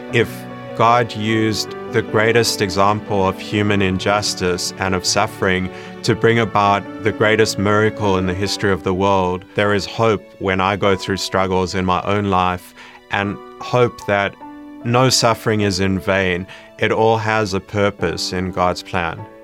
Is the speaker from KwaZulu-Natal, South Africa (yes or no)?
no; Johannesburg, Gauteng, South Africa; I grew up in Johannesburg, South Africa